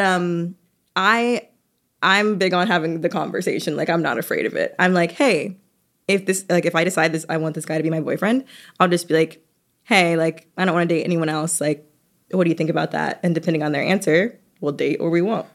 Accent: Atlanta, Georgia, United States; moved away; I'm from Atlanta

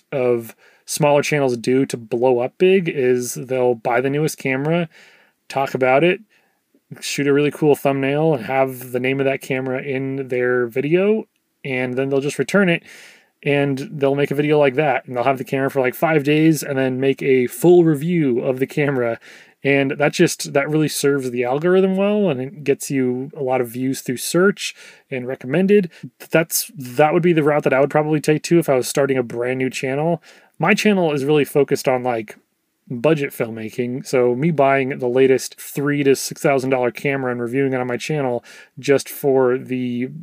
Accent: Oregon, United States; moved away as an adult; now in Texas, United States; I'm from Oregon originally, and that's where I met my wife

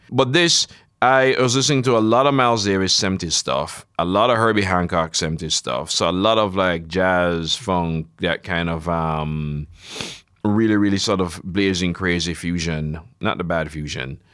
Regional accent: Jamaica; I grew up in Jamaica, basically absorbing America all my life

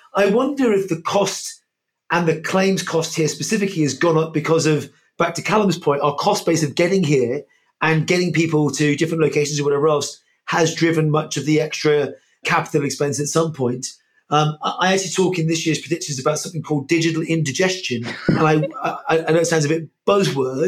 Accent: United Kingdom; I'm British, Irish, British

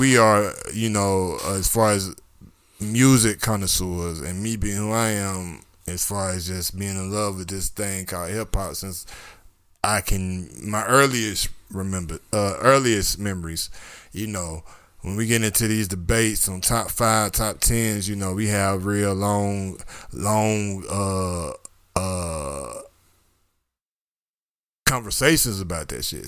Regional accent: Georgia, United States; I'm from Georgia

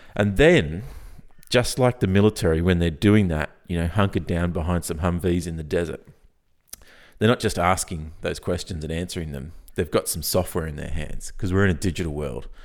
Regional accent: Australia; I'm Australian

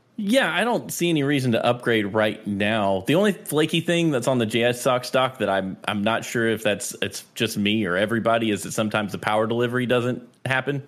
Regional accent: North Carolina, United States; I am from North Carolina.

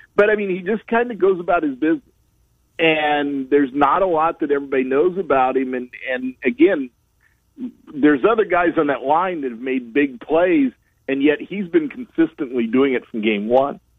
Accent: Fort Madison, Iowa, United States; it covers Fort Madison, which is my hometown

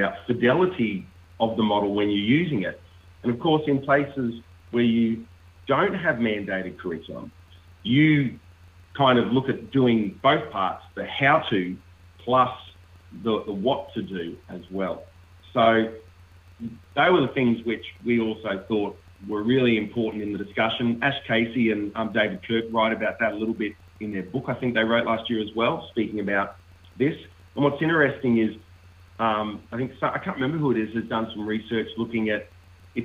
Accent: Australia; as an Australian

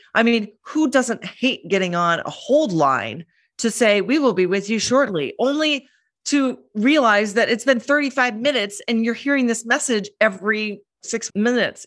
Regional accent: Minneapolis, Minnesota, United States; moved away as an adult; also born or lived in London; now in New York, United States; I grew up in Minneapolis

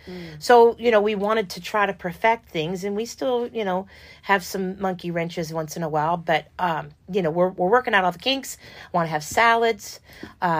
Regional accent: New York, United States; now in Louisville, United States; I'm from New York

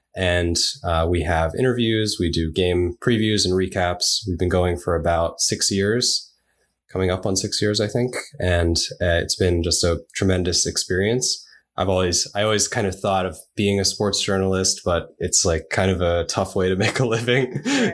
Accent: New York City, New York, United States; also born or lived in Japan; I grew up in New York, so I was in New York City most of my upbringing

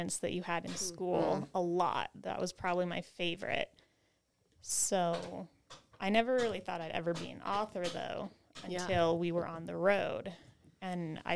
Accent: California, United States; moved away as an adult; also born or lived in Nevada / Tennessee; growing up in California

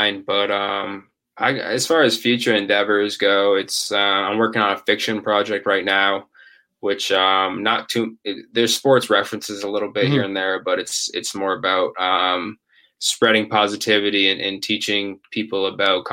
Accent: Ashland, Massachusetts, United States; my hometown, Ashland High School

